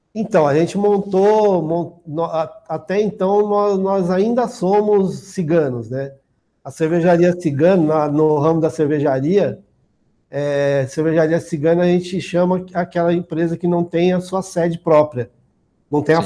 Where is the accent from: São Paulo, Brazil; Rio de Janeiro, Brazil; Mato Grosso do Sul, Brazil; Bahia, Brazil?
São Paulo, Brazil; Osasco; Eu já nasci aqui em São Paulo, em Osasco